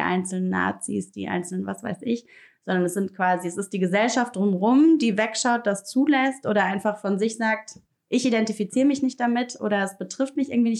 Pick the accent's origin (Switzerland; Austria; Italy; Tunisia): Italy; Rome, Lazio; now in Berlin, Germany; ich bin in Italien aufgewachsen, in Rom